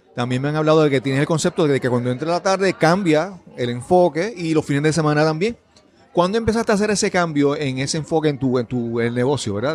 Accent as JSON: {"language": "Spanish", "country": "Puerto Rico", "said": "nuestro país, en Puerto Rico"}